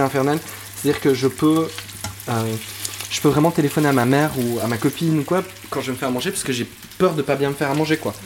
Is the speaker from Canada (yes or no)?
no; Waremme, Wallonia, Belgium; moved away as an adult; now in France; je viens de, je viens de Warem. Euh, en fait, c'est euh, une petite ville à côté de Liège